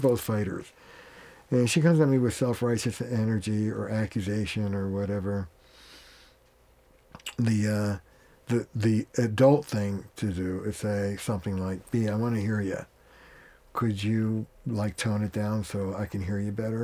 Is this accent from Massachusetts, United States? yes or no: yes; Boston, Massachusetts, United States; I'm from Boston